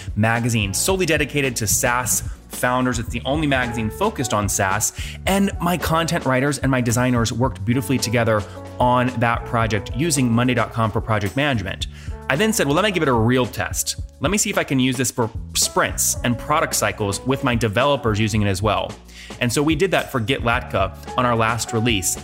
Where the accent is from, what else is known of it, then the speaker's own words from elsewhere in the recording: Leesburg, Virginia, United States; Leesburg, Virginia, my hometown